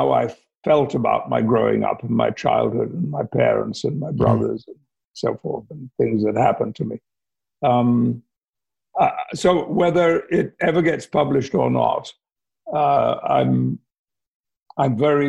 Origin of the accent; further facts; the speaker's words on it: Yorkshire and the Humber, United Kingdom; accent: Yorkshire; I'm looking forward to being a Yorkshireman again. Although I have to say, my family who still live in Yorkshire, they tell me that my Yorkshire accent is now dreadful.